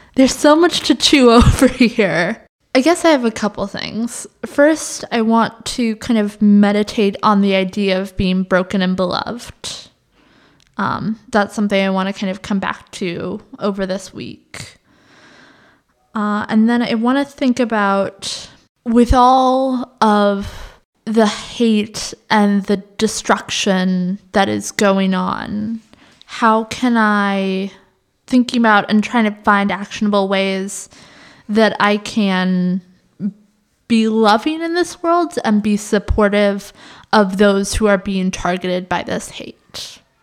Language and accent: English; United States; my growing up in the American, very individualist culture